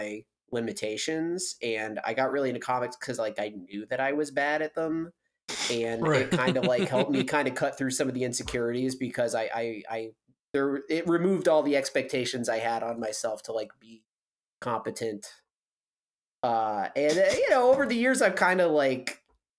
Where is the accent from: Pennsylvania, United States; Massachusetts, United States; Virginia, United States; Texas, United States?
Massachusetts, United States; now in Chicago, United States; I'm a cartoonist from Massachusetts, currently located in Chicago